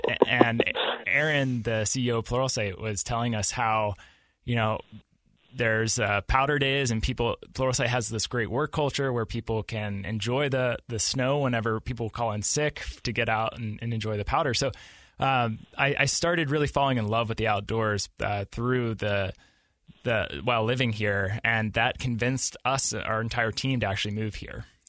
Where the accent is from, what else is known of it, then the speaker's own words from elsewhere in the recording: Pittsburgh, Pennsylvania, United States; moved away as an adult; now in Utah, United States; I grew up in Pittsburgh, Pennsylvania, and I moved out to Utah about six years ago.